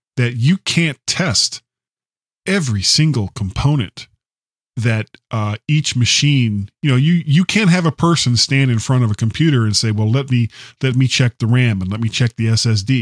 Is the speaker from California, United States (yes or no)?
no; South Florida, United States; moved away; I'm originally from South Florida. grew up in the seventies